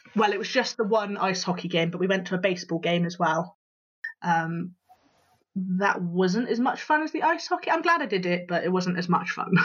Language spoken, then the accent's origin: English; Bristol, South West England, United Kingdom; I am, as you can probably tell from my accent, Bristol born and, born and bred